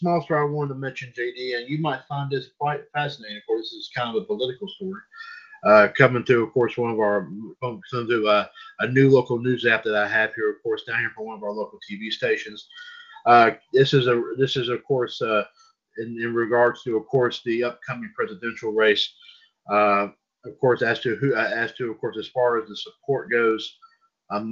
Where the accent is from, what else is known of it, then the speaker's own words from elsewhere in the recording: High Point, North Carolina, United States; I was born in High Point